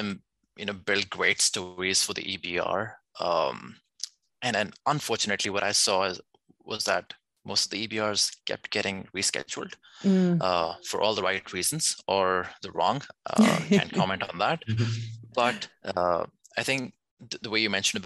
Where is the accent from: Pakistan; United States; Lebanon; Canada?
Pakistan; we are actually from Pakistan